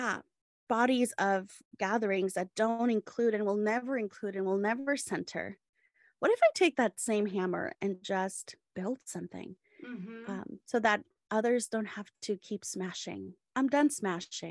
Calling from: San Diego, California, United States; I am calling in from San Diego, California

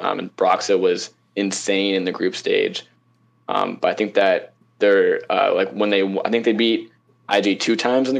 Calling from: Tampa, Florida, United States; Tampa, Florida.

